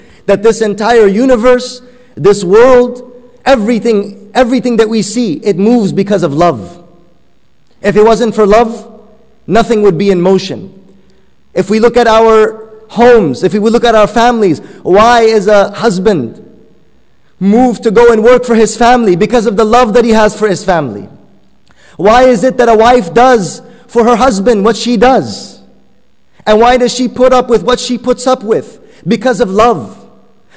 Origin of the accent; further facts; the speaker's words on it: Afghanistan; first language Persian; English is a second language; moved away; I'm originally from Afghanistan, so Persian is my mother tongue